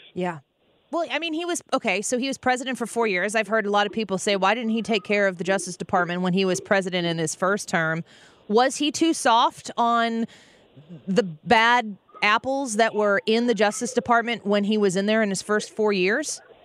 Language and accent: English; Edwardsville, Illinois, United States; I'm from Edwardsville